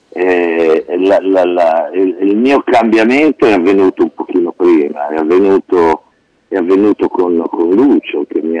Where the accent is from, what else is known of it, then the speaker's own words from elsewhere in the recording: Modena, Emilia-Romagna, Italy; also born or lived in Piacenza; più o meno ci siamo trasferiti a Modena dopo